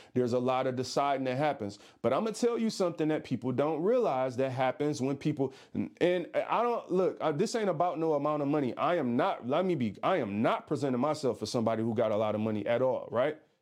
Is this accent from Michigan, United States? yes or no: yes; Detroit, Michigan, United States; I'm from Detroit